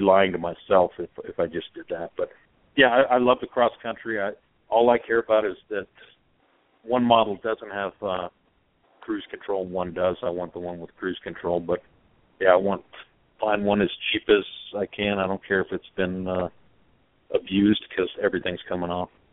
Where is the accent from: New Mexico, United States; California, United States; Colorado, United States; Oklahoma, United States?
California, United States; I grew up in California when there's no helmet law